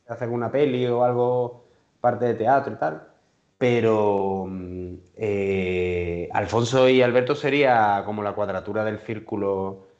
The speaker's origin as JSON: {"language": "Spanish", "town": "Seville", "region": "Andalusia", "country": "Spain", "also_born_or_lived": "Madrid", "said": "tenemos la mejor ciudad del mundo"}